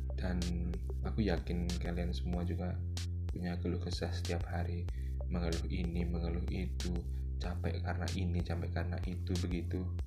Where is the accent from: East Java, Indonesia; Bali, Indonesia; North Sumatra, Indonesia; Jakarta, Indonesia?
East Java, Indonesia; Batu; now in Mojokerto, Indonesia; lahir di kota Batu Malang